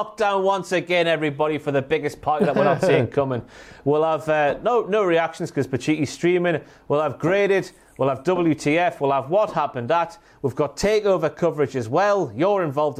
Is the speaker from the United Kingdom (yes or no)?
yes; England, United Kingdom; We're English.